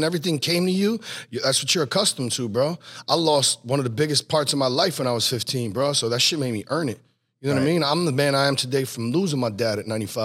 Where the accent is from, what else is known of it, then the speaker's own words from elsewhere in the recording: New Jersey, United States; also born or lived in Pennsylvania; I was born in PA. I moved to Jersey when I was 3, and I was pretty much raised in Jersey all my life.